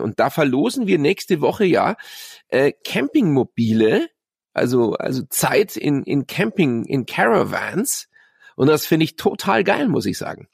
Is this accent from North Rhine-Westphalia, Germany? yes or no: no; Munich, Bavaria, Germany; in der Geibelstraße, wo ich aufgewachsen bin, in Bogenhausen